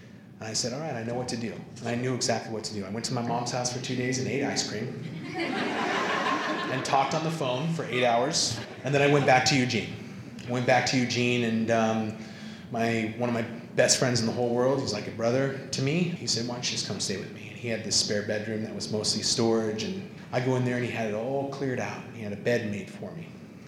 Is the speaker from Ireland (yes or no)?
yes; Ireland; And I was like, this is fucked up. Because I'm super Irish.